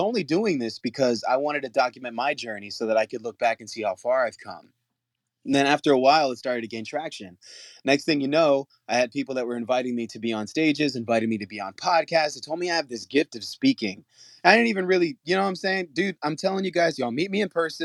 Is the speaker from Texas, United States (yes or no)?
yes; San Antonio, Texas, United States; I'm from San Antonio.